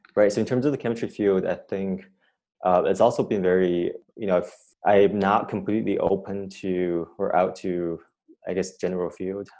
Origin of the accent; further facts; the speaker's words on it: China; moved away as an adult; also born or lived in Cambridge, Massachusetts, United States / Berkeley, California, United States; now in United States; I, grew up in China